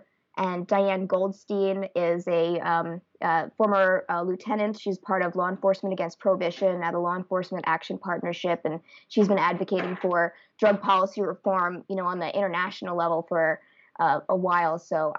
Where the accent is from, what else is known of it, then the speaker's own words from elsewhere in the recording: Santa Rosa, California, United States; And the past few years, it's been down here in Sonoma County in my hometown of Santa Rosa.